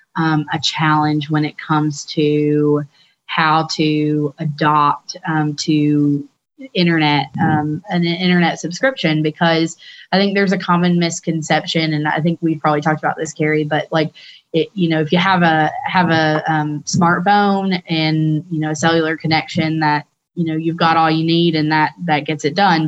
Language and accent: English; Tennessee, United States; moved away as an adult; also born or lived in Washington, D.C.; it's great to be home and and back in Tennessee